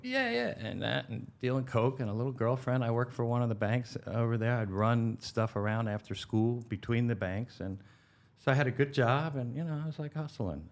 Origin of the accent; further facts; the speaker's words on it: Valley Forge, Pennsylvania, United States; also born or lived in Frisco, Colorado / Denver, Colorado / Aspen, Colorado / West Palm Beach, Florida; now in Pompano Beach, United States; I grew up in Valley Forge, Pennsylvania